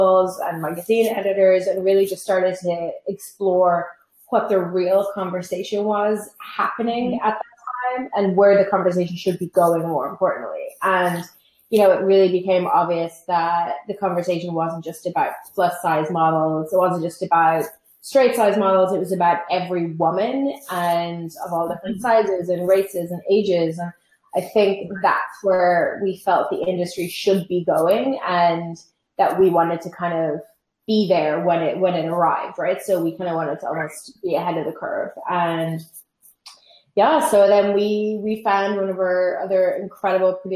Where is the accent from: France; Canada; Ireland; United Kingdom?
Ireland; moved away as an adult; now in New York, United States; I'm Irish and I've lived in New York for 5 years.